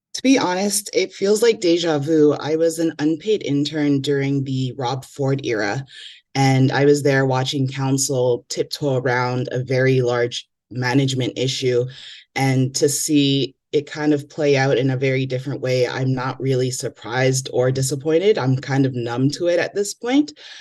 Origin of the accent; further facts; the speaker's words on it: Toronto, Ontario, Canada; growing up in Toronto